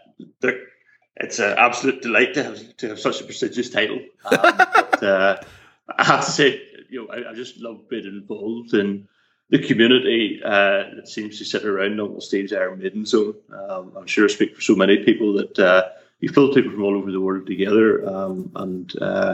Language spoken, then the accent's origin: English; Northern Ireland, United Kingdom; I grew up in Northern Ireland. Still live here